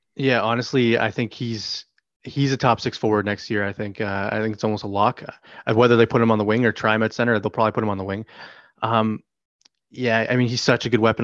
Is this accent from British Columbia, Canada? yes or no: no; Toronto, Ontario, Canada; I grew up in Toronto.